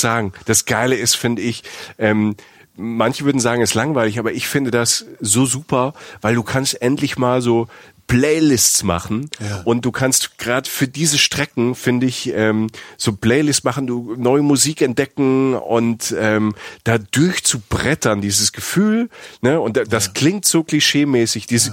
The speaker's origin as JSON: {"language": "German", "country": "Germany"}